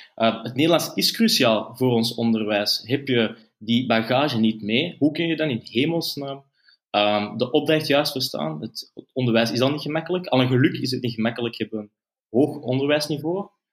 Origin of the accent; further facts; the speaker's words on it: Antwerp, Flanders, Belgium; ik ben zelf van Antwerpen